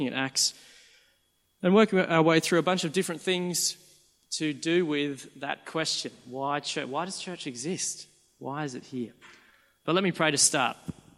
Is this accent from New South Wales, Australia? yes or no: yes; Sydney, New South Wales, Australia; I'm from Sydney